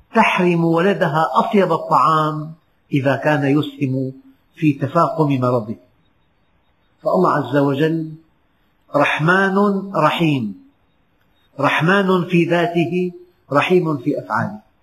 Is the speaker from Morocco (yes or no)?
no; Syria; بلدنا سوريا